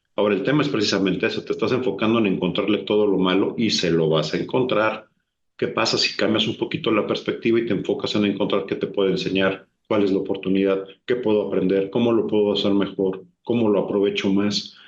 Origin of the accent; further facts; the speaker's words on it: Mexico; moved away as an adult; also born or lived in Brazil; me costó más trabajo adaptarme de regreso a México que lo que me costó llegar a Brasil siendo mexicano y habiendo vivido la mayor parte de mi vida.